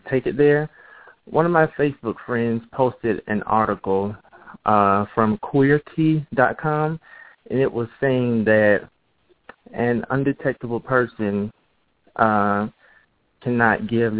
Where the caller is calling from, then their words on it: Tallahassee, Florida, United States; I'm calling from Tallahassee, Florida